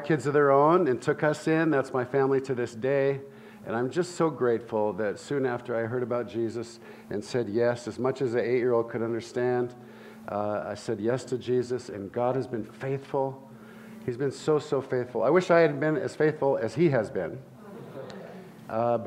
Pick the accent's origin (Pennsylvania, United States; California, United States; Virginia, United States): California, United States; Santa Barbara; I grew up in Santa Barbara, California